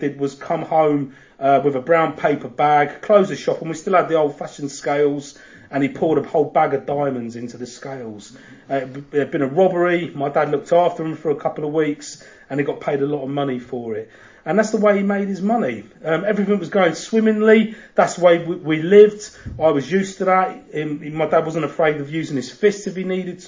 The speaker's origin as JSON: {"language": "English", "region": "London", "country": "United Kingdom", "tie": "born or raised there", "also_born_or_lived": "Bradford", "accent": "Cockney", "moved": "yes", "said": "I am from London. I was born in Hammersmith many, many moons ago."}